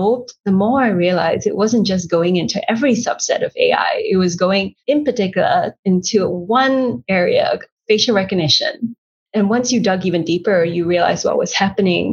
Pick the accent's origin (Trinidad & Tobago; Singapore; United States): Singapore; moved away as an adult; I'm Singaporean